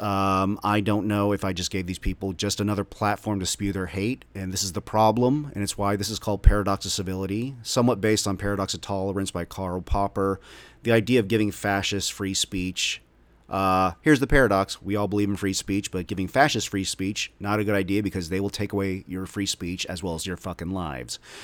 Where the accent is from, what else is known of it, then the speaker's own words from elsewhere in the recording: Dallas, Texas, United States; also born or lived in Omaha, Nebraska; the suburbs of North Dallas, where I grew up since I was five years old